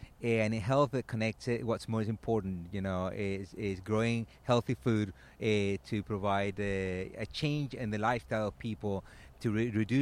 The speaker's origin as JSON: {"language": "English", "country": "Venezuela", "moved": "as an adult", "said": "I come from Venezuela"}